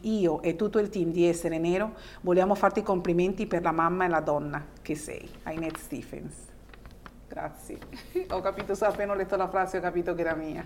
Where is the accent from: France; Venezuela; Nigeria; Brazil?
Venezuela; born or raised there; now in Italy